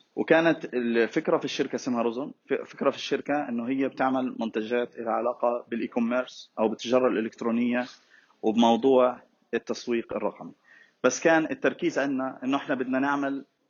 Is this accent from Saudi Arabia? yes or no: no; Gaza, Gaza Strip, Palestine; إحنا عندنا في غزة